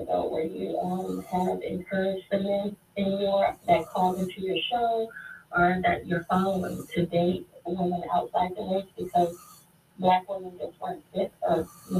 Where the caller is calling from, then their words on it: Valdosta, Georgia, United States; this is … calling from Valdosta, Georgia.